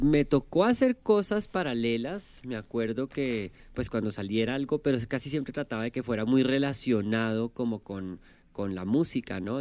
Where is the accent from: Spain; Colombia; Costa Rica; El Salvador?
Colombia; moved away as an adult; now in Mexico; vengo de Colombia